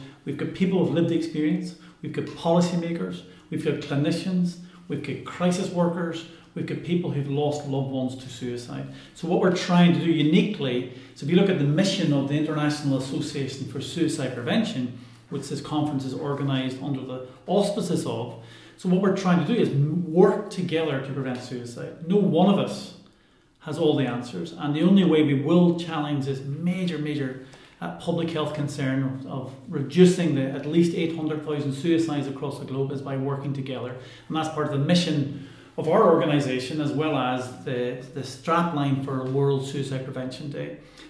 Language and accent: English; Ireland; And I'm Irish and I used to live here, and 20 years ago when I first did my research here